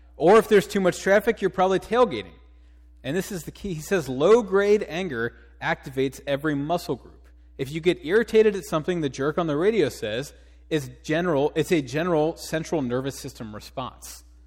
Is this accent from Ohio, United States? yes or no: yes; Cincinnati, Ohio, United States; moved away; I'm from Cincinnati